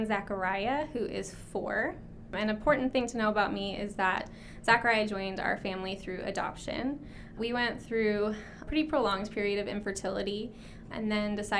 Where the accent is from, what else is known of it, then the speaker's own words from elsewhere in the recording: Troutdale, Oregon, United States; also born or lived in Salem, Oregon; I was born and raised in this area. So I grew up in Troutdale. I went to Reynolds High School